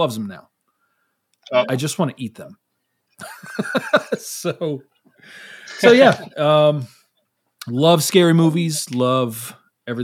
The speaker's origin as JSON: {"language": "English", "town": "New York City", "region": "New York", "country": "United States", "tie": "born or raised there", "moved": "yes", "said": "I grew up in New York City"}